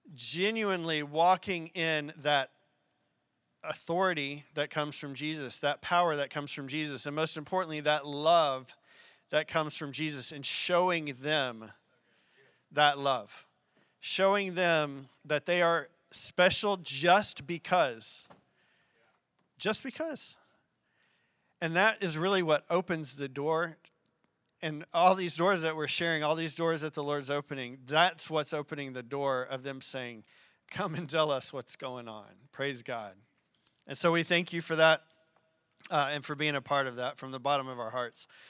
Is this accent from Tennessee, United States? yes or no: no; Arkadelphia, Arkansas, United States; moved away; I'm a small town country boy from a place called Arkadelphia, Arkansas